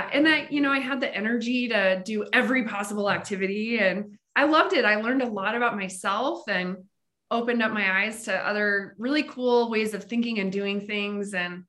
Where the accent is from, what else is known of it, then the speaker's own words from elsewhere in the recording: Montana, United States; moved away; also born or lived in Colorado; So I'm originally from Montana, actually.